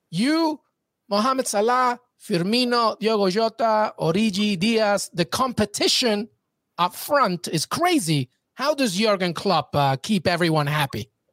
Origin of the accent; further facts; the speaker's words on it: Peru; I'm Peruvian, so I'm South American